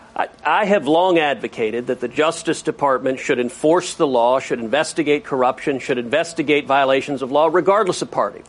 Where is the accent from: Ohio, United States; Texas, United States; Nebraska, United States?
Texas, United States; Houston; my hometown team, I'm a diehard Houston Rockets fan